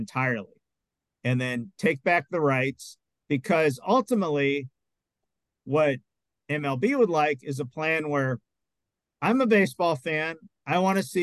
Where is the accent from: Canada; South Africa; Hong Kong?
Canada; Montreal, Quebec; I'm from Montreal